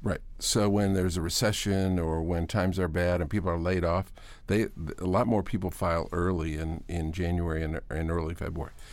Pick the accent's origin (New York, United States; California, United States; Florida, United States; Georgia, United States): New York, United States; Hamburg; moved away; also born or lived in Virginia Beach, Virginia; I was going to the University of Buffalo. I grew up in Hamburg.